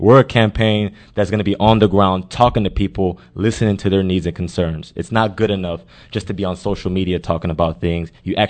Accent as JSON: {"language": "English", "town": "Houston", "region": "Texas", "country": "United States", "tie": "born or raised there", "said": "Born and raised in Houston."}